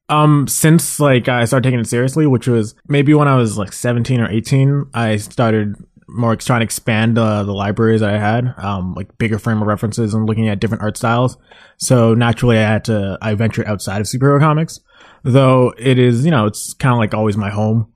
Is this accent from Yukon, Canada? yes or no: no; Mississauga, Ontario, Canada; also born or lived in Brampton; I'm from Mississauga, you know, it's right outside Toronto, and be, pretty much lived there almost my entire life